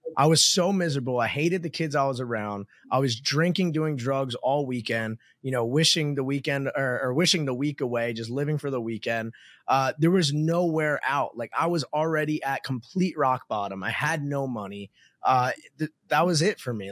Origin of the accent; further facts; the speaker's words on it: New Jersey, United States; moved away as an adult; now in Miami, United States; I grew up in New Jersey to a middle class family